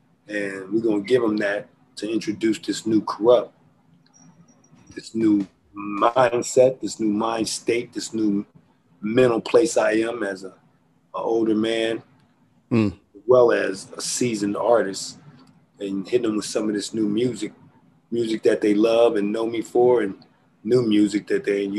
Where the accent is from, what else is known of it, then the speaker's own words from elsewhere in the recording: Philadelphia, Pennsylvania, United States; also born or lived in West Coast; And I'm from Philly.